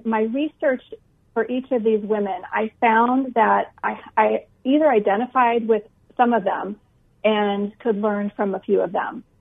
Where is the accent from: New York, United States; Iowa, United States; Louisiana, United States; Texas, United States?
Iowa, United States; now in Phoenix, United States; I grew up in Iowa